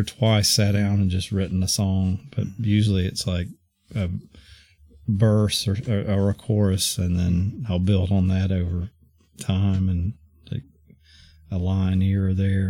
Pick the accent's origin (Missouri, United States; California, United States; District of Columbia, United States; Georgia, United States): Georgia, United States; moved away; also born or lived in East Coast; I grew up in Georgia and I've lived all over the East Coast now